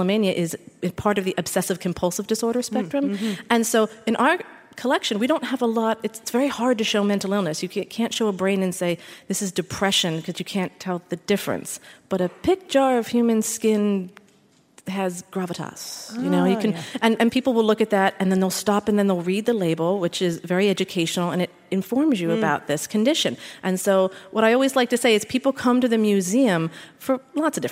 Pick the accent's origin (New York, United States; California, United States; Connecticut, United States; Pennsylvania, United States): Pennsylvania, United States; Philadelphia; I'm from Philadelphia, born and raised